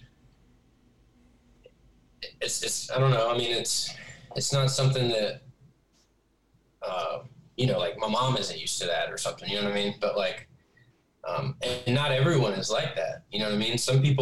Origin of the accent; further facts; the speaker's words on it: the South, United States; I'm from the South where you walk into a gas station, you're going to have like a conversation with somebody you don't know